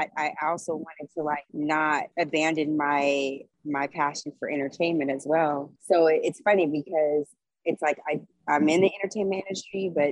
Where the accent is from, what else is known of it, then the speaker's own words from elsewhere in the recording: Los Angeles, California, United States; moved away as an adult; also born or lived in New Orleans, Louisiana; I was born and raised here. I'm a native